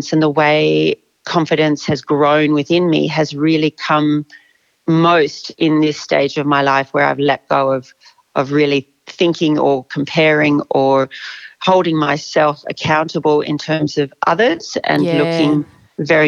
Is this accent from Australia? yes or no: yes; Australia; also born or lived in South Africa; I grew up in South Africa when I was really young and moved to Australia when I was 10.